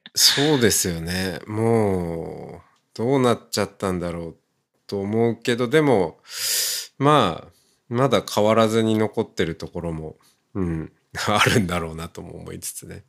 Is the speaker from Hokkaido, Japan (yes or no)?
yes; Hokkaido, Japan; moved away; もともと出身が私も田舎、まあ、北海道ですけど